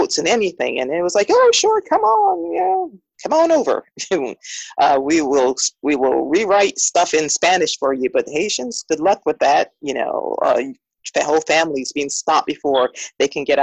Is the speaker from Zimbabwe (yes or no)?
no; St. Croix, U.S. Virgin Islands; moved away as an adult; also born or lived in South Florida / Miami, United States; now in Richmond, Virginia, United States; I transplanted, if you would say, as a very, very young adult from the U.S. Virgin Islands, St. Croix, to my little plug for my island, to Miami